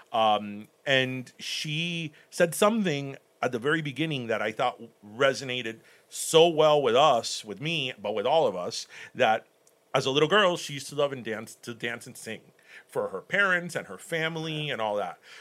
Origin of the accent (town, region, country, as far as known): Miami, Florida, United States; born or raised there; first language Spanish; English is a second language; also born or lived in Cuba / Michigan